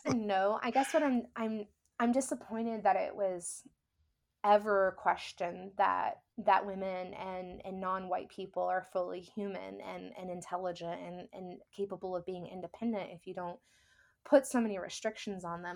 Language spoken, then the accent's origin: English; the South, United States; now in New Orleans, United States; growing up in the South